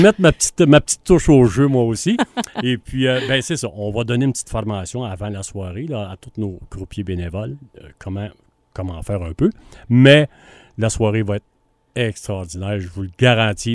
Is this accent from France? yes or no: no; Granby, Quebec, Canada; on est de Grimbe